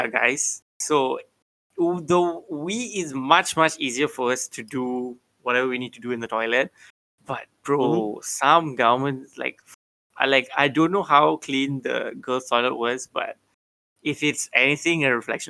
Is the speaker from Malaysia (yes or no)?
yes; Bangsar, Kuala Lumpur, Malaysia; I grew up in Bangsa. I'm a Bangsa boy